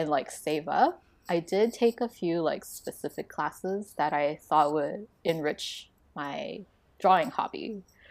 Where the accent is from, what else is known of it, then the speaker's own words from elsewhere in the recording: Taiwan; moved away; also born or lived in Canada; growing up in Taiwan, you have sticker books